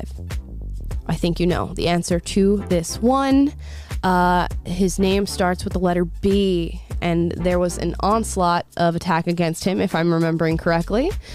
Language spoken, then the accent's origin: English; Florida, United States; born and raised in Florida in a very conservative rural area